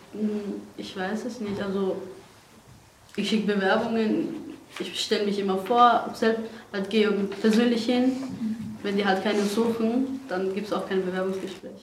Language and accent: German; Iran; German is a second language; also born or lived in Afghanistan; now in Austria; Aus Afghanistan ursprünglich. Bin aber in Iran aufgewachsen und auch geboren. Und seit sechs Jahren bin ich hier in Österreich